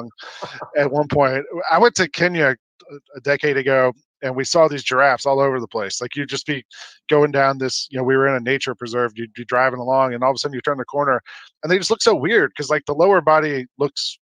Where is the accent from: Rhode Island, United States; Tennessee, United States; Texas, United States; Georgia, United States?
Georgia, United States; Atlanta; also born or lived in New York; now in Memphis, United States; I'm from Atlanta originally.